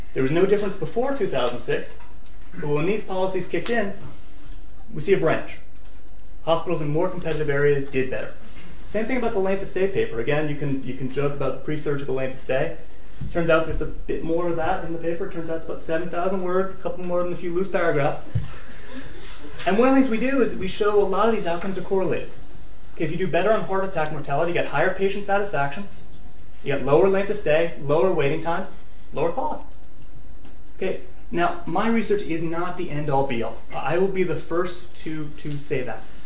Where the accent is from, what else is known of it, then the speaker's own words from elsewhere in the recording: United States; I am an American